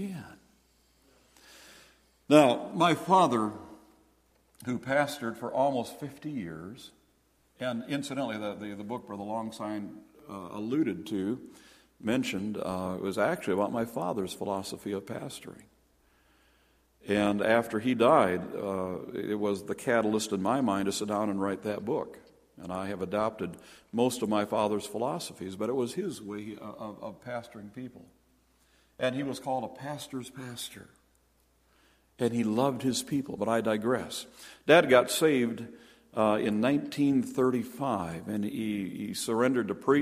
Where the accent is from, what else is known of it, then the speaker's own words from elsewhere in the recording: Stillwater, Minnesota, United States; also born or lived in Peking, Illinois; now in Duluth, United States; I was born in 1946 in Stillwater